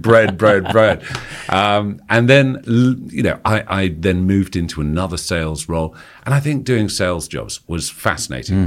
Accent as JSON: {"language": "English", "town": "Kingston upon Thames", "region": "London", "country": "United Kingdom", "tie": "born or raised there", "accent": "posh private school", "said": "I grew up in Kingston, uh, just outside London"}